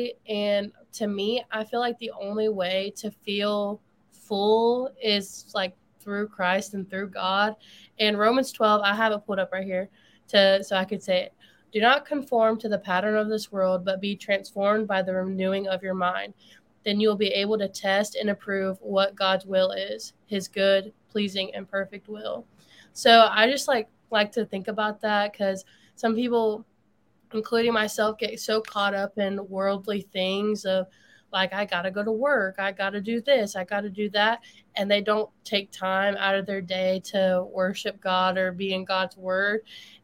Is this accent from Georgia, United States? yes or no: yes; Warner Robins, Georgia, United States; moved away as an adult; also born or lived in Clemson, South Carolina; I'll be getting lessons at her facility in Warner Robins, Georgia